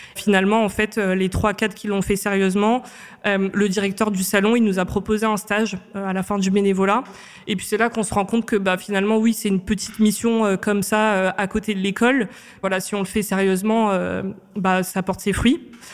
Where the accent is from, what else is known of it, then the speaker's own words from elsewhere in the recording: Réunion; moved away as an adult; now in Paris, France; je viens de l'île de la Réunion. Donc je suis arrivée à Paris en 2016 euh, après mon bac général ES que j'ai fait à l'île de la Réunion